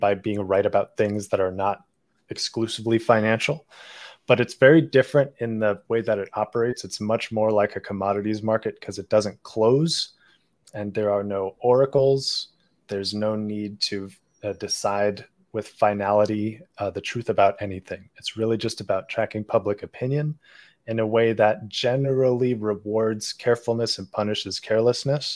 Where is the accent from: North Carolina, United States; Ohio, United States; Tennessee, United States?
Ohio, United States; Cincinnati; moved away; also born or lived in Beijing, China; I grew up in Cincinnati, Ohio, and I'm Jewish